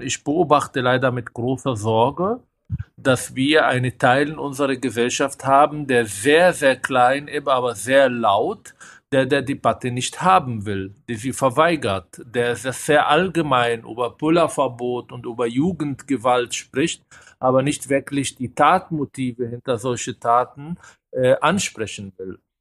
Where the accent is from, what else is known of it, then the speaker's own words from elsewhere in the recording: Israel; now in Germany; Ich komme aus Israel